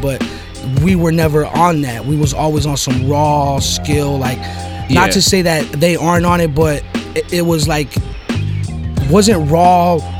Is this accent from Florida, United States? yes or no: no; Los Angeles, California, United States; I'm from the Valley, bro